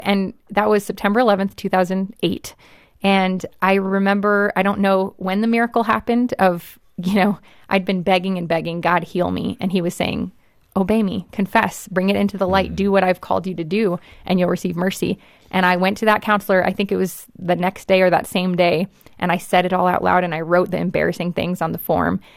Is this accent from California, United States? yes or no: yes; Los Angeles, California, United States; I grew up in Hollywood